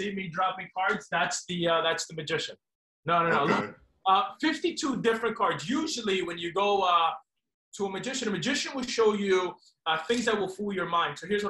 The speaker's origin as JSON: {"language": "English", "town": "New York City", "region": "New York", "country": "United States", "tie": "born or raised there", "also_born_or_lived": "Queens / Bronx", "said": "I'm originally born in Brooklyn. I lived all over New York City, but I would say born and raised in Bushwick. That's where both of my grandmothers lived, mom and dad's side"}